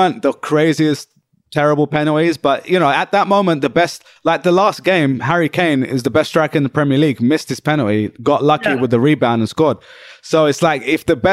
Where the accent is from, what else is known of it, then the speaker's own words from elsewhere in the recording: United Kingdom; moved away as an adult; now in New York, United States; I'm British. But in the UK, I always felt like the Pakistani guy